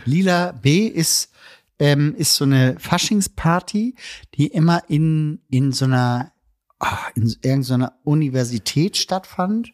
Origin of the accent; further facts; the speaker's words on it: Elmshorn, Schleswig-Holstein, Germany; Heimatstadt Elmshorn